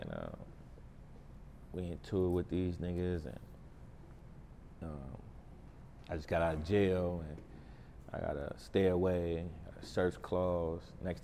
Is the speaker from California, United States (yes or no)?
yes; Oakland, California, United States; an Oakland kid growing up